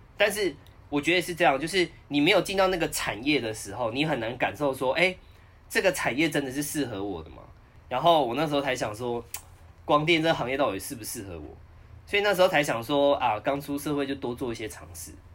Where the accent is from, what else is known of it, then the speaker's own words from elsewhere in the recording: Taichung, Taiwan; moved away as an adult; now in Taipei, Taiwan; 我是台中人 然后呢，当完兵就想说，想说在台中好好发展